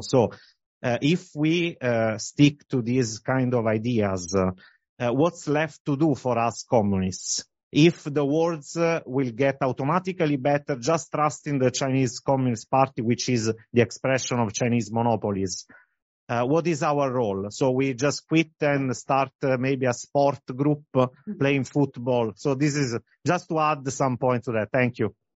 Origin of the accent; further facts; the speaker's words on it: Italy; I'm from Italy.